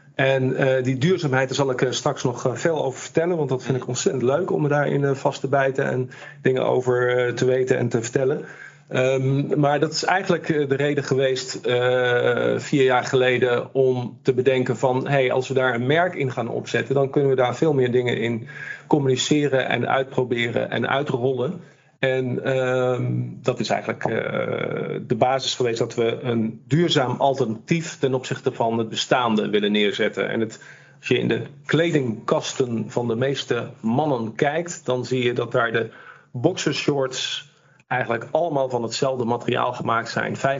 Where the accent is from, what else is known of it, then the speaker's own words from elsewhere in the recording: Amsterdam, North Holland, Netherlands; Ik kom uit Amsterdam